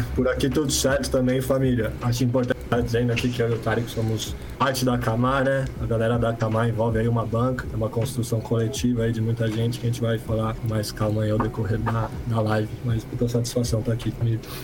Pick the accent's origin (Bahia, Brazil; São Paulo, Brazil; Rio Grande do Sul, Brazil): São Paulo, Brazil; sou de São Paulo